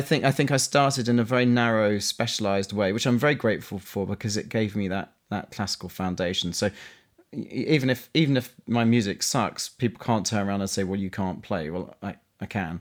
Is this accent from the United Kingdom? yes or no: yes; London, United Kingdom; accent: Cockney; I grew up in, in East London, um, so technically I'm a Cockney.